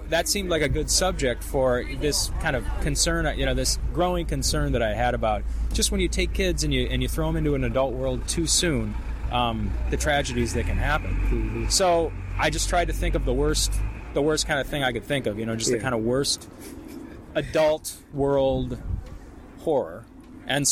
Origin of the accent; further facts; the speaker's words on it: St. Louis, Missouri, United States; I'm from St. Louis